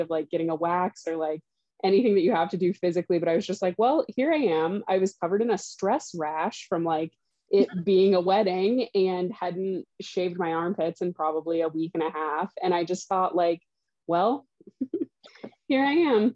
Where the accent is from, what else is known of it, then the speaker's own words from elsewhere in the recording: Southern Indiana, United States; moved away; I grew up in Southern Indiana